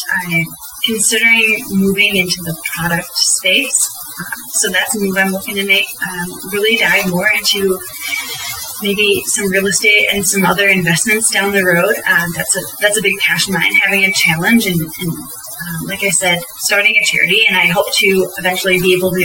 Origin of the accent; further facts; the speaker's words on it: United States; growing up in the United States